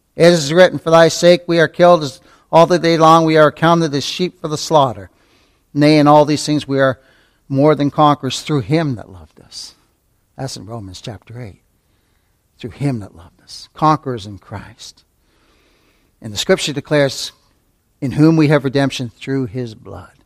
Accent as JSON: {"language": "English", "country": "Canada", "tie": "born or raised there", "said": "when I was a little tyke growing up in Canada"}